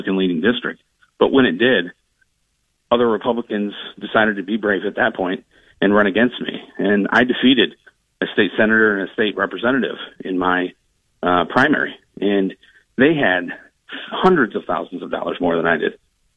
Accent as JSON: {"language": "English", "town": "Toledo", "region": "Ohio", "country": "United States", "tie": "born or raised there", "said": "I grew up in Toledo, in the old Polish village in the North End"}